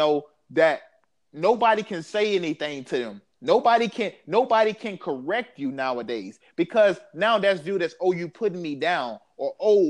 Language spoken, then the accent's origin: English; the South, United States; I'm from the South